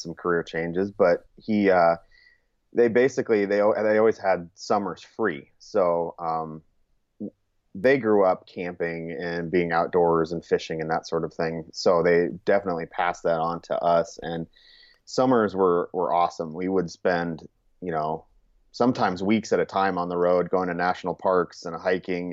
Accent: Churchill, Montana, United States; also born or lived in California; I'd say Montana. That was where I spent most of my childhood

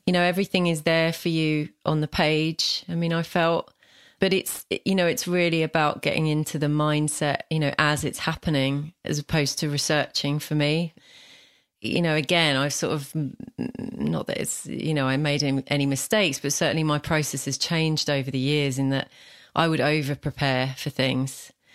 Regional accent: London, Essex, East of England, United Kingdom; accent: London, Essex; my own accent, which is this, you know, London, Essex, where I'm from

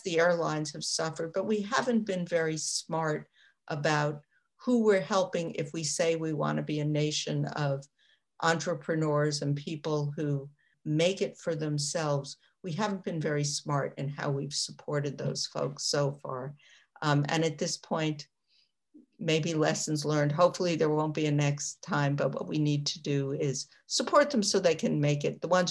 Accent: New York, United States; I'm from New York

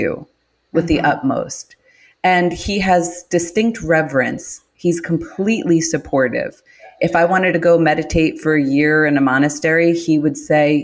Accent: New York City, New York, United States; I'm from Queens. I'm from Queens, New York.

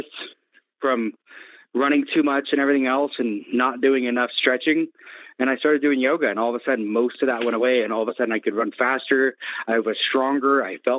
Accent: Seattle, Washington, United States; I'm from Seattle

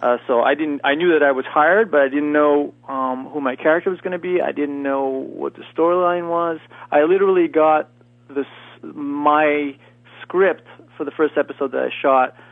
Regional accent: Eastern Canada, Canada; moved away; also born or lived in Los Angeles; I'm from Canada, and I'm from the eastern part of Canada.

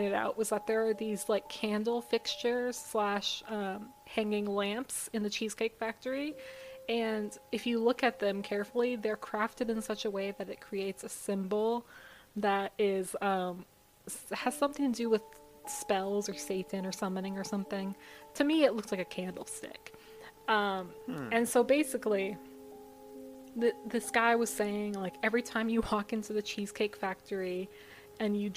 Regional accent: United States; I, as an American

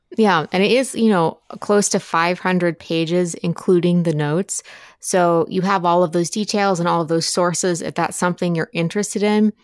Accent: Appalachia, United States; I grew up in Appalachia

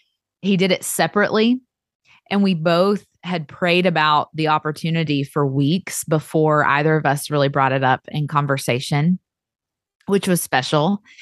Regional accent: Kingsport, Tennessee, United States; I grew up in the northeast part of the state. So if you think about the state of Tennessee, the shape of it, I grew up in the very top right-hand corner in a little small town called Kingsport, Tennessee.

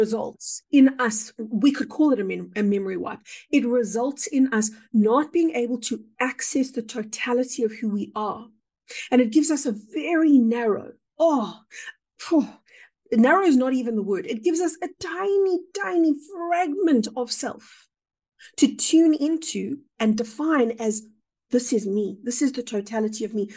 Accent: South Africa; I would define myself perhaps as a South African

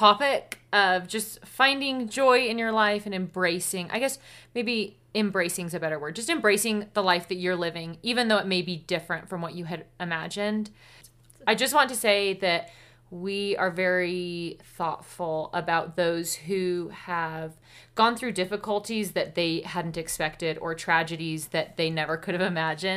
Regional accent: Portland, United States; born or raised there; moved away

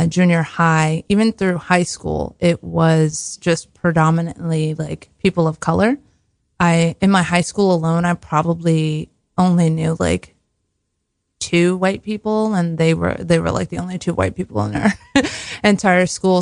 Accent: Newark, New Jersey, United States; I'm from Newark, New Jersey, born and raised Jersey girl

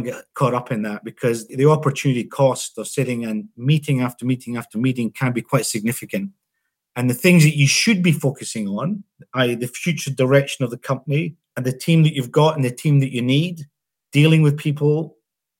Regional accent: Scotland, United Kingdom; now in Australia; I'm not a golfer as a Scotsman

